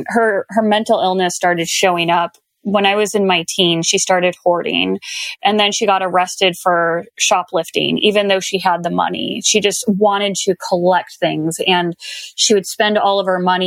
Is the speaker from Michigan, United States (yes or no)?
no; Arizona, United States; growing up in Arizona